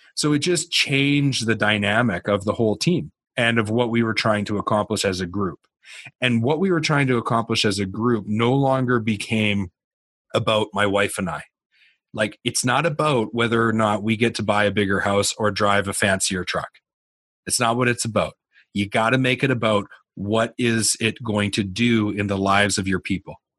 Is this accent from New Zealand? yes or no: no; Canada; I'm a Canadian.